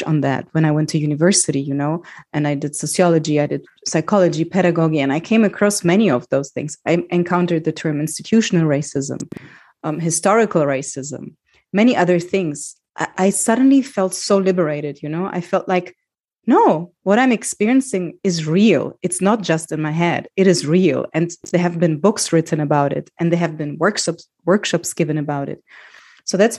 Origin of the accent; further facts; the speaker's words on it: Germany; I grew up in Germany